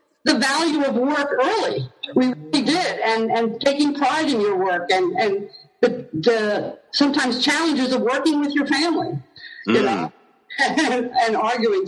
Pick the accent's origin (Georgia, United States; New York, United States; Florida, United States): New York, United States; Yorktown Heights; I grew up in Yorktown Heights, New York, and I come from a big family